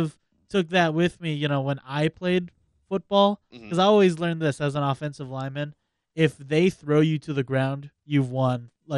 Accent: Manoa, Hawaii, United States; I grew up in Manoa.

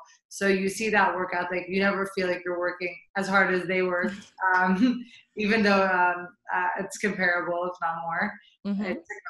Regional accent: St. Louis, Missouri, United States; So I was born and raised in St. Louis, Missouri. My parents are immigrants from Jordan.

